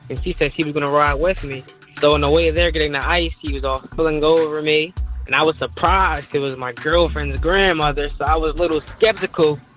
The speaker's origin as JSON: {"language": "English", "town": "Philadelphia", "region": "Pennsylvania", "country": "United States", "said": "I'm from Philly"}